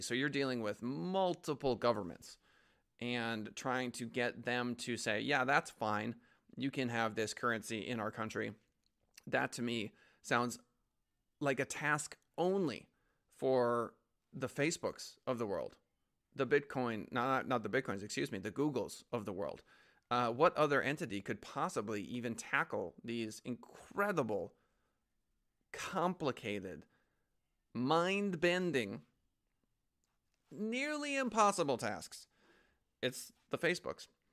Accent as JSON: {"language": "English", "country": "United States", "said": "as an American"}